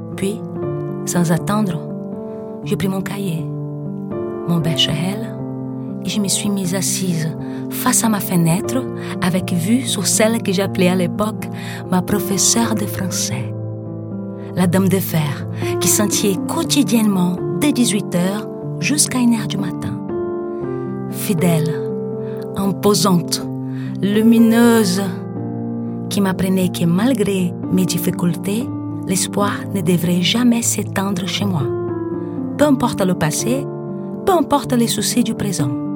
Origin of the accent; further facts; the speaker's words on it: Brazil; French is a second language; moved away as an adult; now in Paris, France; Chez moi, au Brésil